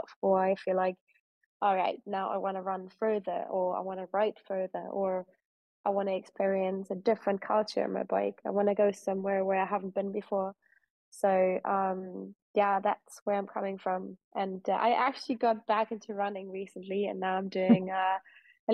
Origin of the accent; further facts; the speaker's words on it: Koblenz, Rhineland-Palatinate, Germany; the area where I grew up in Western Germany, so I was born in Germany around Koblenz